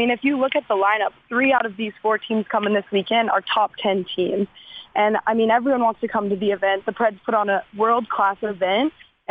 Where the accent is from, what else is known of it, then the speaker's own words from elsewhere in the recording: Minnesota, United States; moved away as an adult; also born or lived in Wisconsin; now in Nashville, United States; Yeah, I grew up in Minnesota